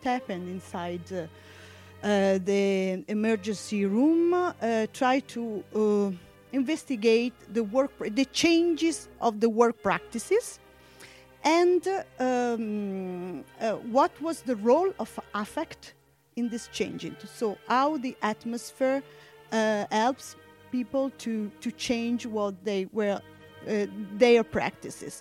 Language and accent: English; Bergamo, Lombardy, Italy; I am from Bergamo